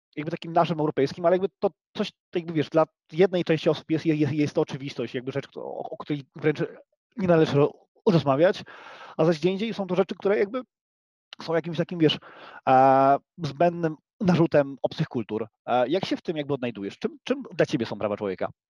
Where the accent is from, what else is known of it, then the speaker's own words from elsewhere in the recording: Silesian Voivodeship, Poland; my Polacy, my Ślązacy